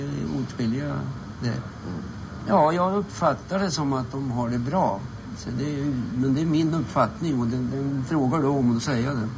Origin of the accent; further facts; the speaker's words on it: Sweden; hemma i Sverige